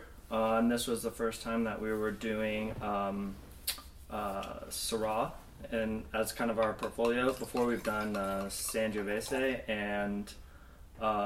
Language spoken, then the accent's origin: English; Los Angeles, California, United States; born in L.A., Northridge area